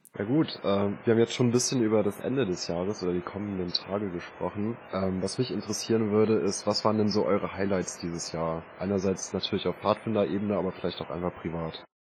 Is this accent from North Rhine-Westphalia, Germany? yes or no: no; Braunschweig, Lower Saxony, Germany; also born or lived in Hannover; der Umzug zurück in meine Heimat Braunschweig